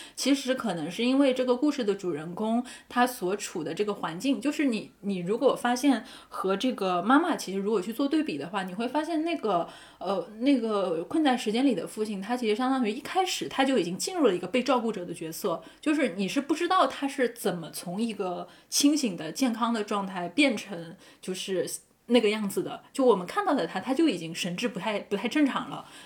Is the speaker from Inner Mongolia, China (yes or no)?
no; Zhejiang, China; 我自己是浙江人